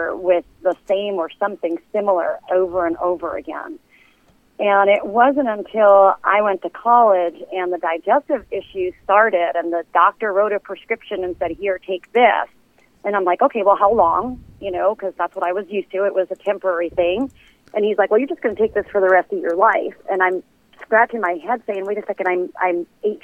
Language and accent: English; Brentwood, New York, United States; We grew up in Brentwood